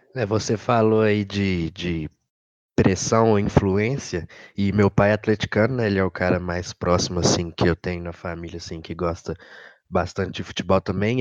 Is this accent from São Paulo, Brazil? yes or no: no; Sete Lagoas, Minas Gerais, Brazil; eu sou de Sete Lagoas